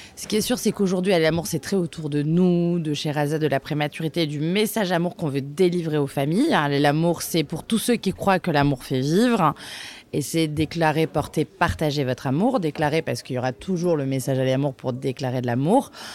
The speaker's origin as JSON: {"language": "French", "town": "Bordeaux", "region": "Nouvelle-Aquitaine", "country": "France", "tie": "born or raised there", "also_born_or_lived": "Reims", "moved": "as an adult", "lives_now": "Paris, France", "said": "j'ai grandi à Bordeaux"}